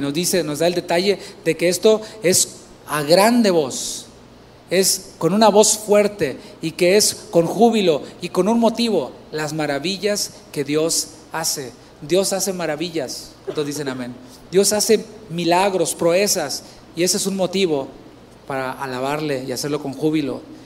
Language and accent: Spanish; Tampico, Tamaulipas, Mexico; yo soy de Tampico, Tamaulipas